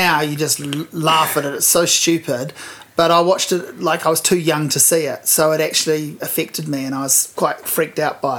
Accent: Hawke's Bay, New Zealand; I'm from Hawke's Bay

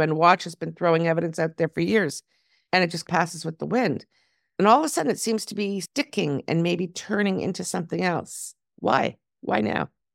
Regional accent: Toronto, Ontario, Canada; now in Israel; my hometown next week, Toronto

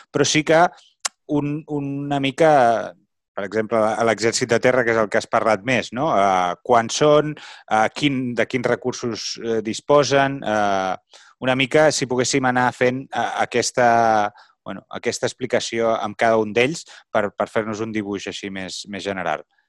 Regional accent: Catalonia, Spain; com a catalans

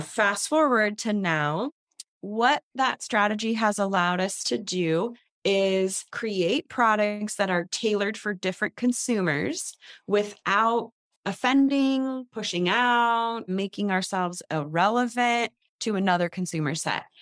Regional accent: San Leandro, California, United States; the house I grew up in here in the Bay Area, San Leandro

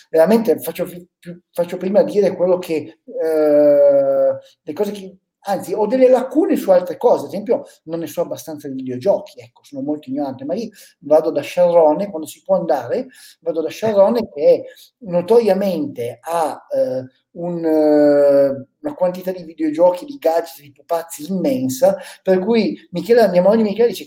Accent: Piedmont, Italy; quella che in piemontese si chiama, noi la chiamiamo, la, io sono piemontese, la gramissia fina

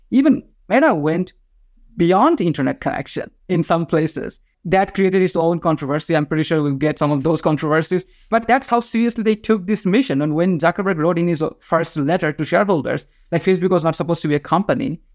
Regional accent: Bangladesh; first language Bengali; English is a second language; moved away; I am from Bangladesh

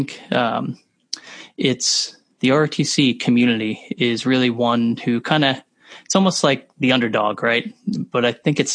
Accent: New Jersey, United States; I was born and raised in New Jersey, and growing up in Jersey, I had an awesome childhood

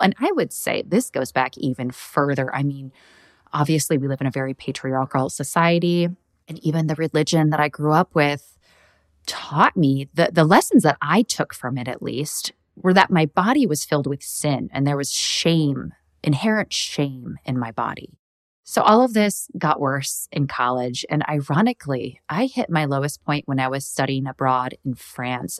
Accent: Midwest, United States; I grew up in the Midwest

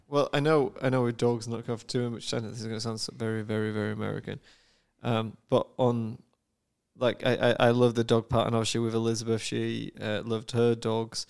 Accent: United Kingdom; moved away; as a Brit

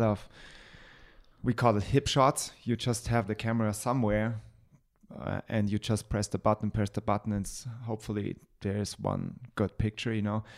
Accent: Germany; I'm white, just because I'm from Germany

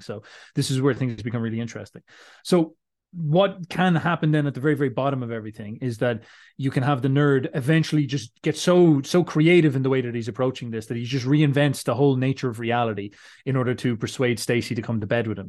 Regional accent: Ireland; I'm Irish

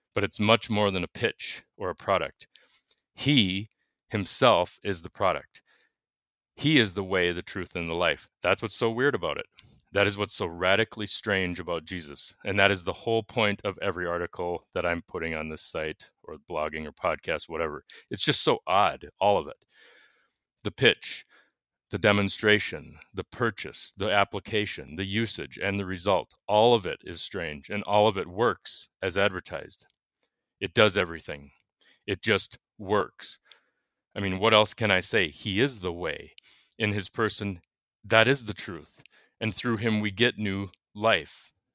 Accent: Minnesota, United States; I'm from Minnesota.

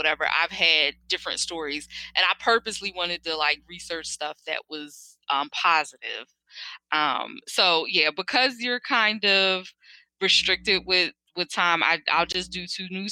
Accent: Philadelphia, Pennsylvania, United States; growing up in Philly

